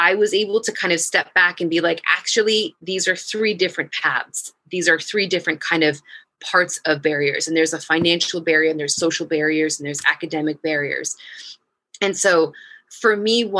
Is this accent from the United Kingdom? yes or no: no; United States; moved away as an adult; now in Iraq; as an American and as a female